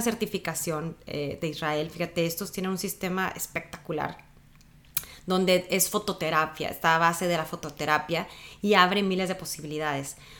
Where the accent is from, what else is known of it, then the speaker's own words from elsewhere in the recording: Sonora, Mexico; soy de Sonora, un morro, un chavo